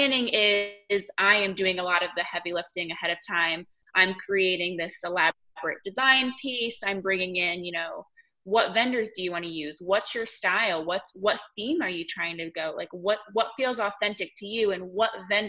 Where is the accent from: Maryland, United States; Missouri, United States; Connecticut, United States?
Connecticut, United States; accent: northern; moved away as an adult; now in Black Mountain, United States; I did not grow up here. I grew up in Connecticut. So I'm a long way from home.